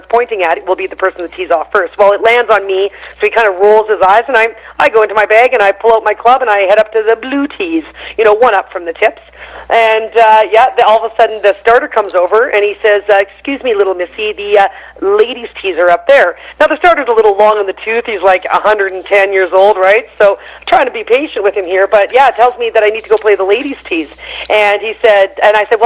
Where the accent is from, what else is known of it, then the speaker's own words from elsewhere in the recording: Canada; I'm from Canada